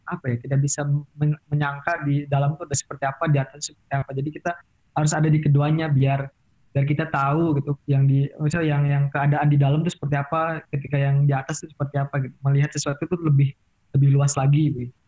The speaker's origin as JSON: {"language": "Indonesian", "town": "Cirebon", "region": "West Java", "country": "Indonesia", "said": "soalnya kan saya sendiri kan Sunda yang bukan Sunda banget kan. Cirebon kan termasuk ya"}